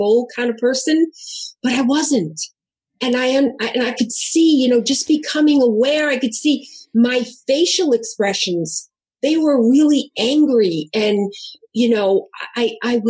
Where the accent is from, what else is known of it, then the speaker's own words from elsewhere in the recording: New York, United States; also born or lived in Southern New Jersey / Ann Arbor, Michigan; now in California, United States; I'm from New York. I'm Italian.